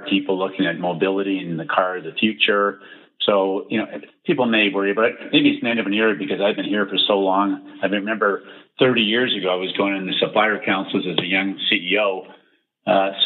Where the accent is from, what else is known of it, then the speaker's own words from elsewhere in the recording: Canada; I was born in Canada